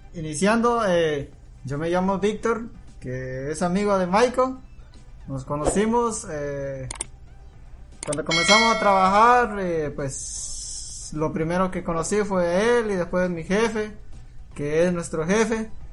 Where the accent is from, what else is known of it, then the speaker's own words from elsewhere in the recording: Guatemala; first language Q'eqchi'; Spanish is a second language; moved away as an adult; now in United States; yo soy guatemalteco